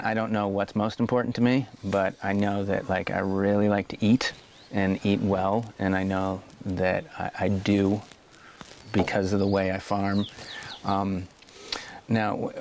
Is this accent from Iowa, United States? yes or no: yes; Iowa, United States; now in Oregon, United States; growing up in Iowa and being surrounded by corn